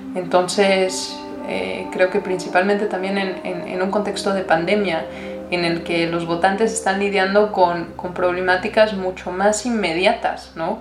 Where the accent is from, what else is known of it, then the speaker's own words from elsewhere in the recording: Mexico; now in United States; como mexicana